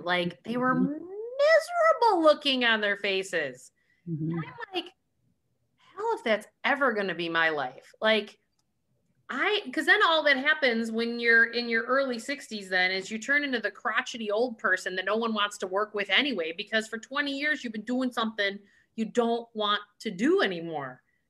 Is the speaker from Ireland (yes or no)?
yes; Ireland; We're Irish, though.